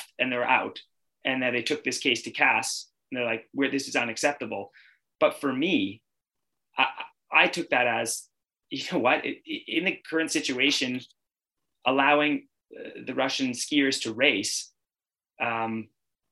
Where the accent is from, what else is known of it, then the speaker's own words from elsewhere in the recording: Canada; I'm Canadian